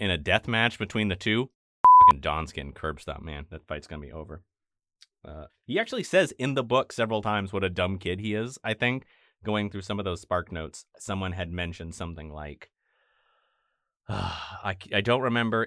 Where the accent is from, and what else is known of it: Maine, United States